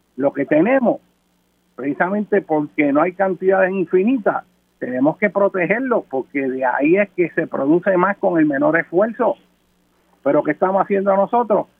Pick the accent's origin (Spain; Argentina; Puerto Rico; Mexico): Puerto Rico